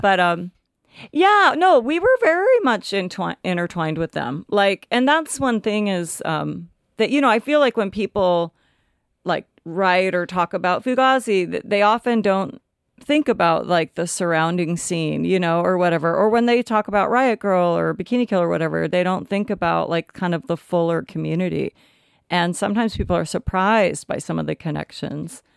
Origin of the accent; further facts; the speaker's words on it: Olympia, Washington, United States; also born or lived in Tennessee; I grew up in Olympia